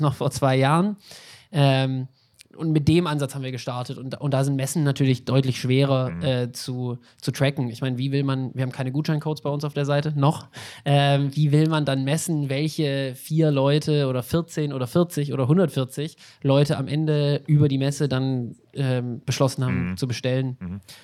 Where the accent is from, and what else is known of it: Swabia, Germany